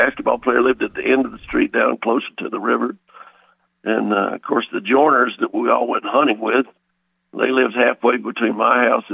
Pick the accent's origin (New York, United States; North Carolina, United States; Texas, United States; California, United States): North Carolina, United States; Greenville; also born or lived in Asheville, North Carolina / Wilmington, North Carolina; I was born in Asheville, and they moved to Wilmington. They were both school teachers. And then when I was about 5 or 6 years old, they got they transferred up to Greenville